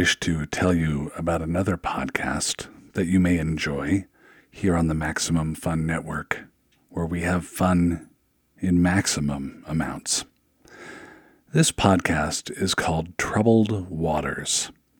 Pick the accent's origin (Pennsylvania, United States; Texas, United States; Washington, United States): Washington, United States; Seattle; I grew up in Seattle.